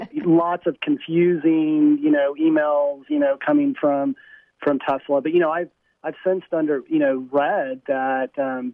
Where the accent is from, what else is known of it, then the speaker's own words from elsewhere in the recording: Texas, United States; And then I returned to my home state of Texas.